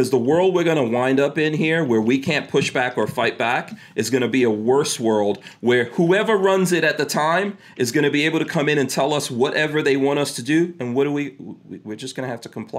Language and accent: English; New York City, New York, United States; also born or lived in Caribbean; I grew up in New York City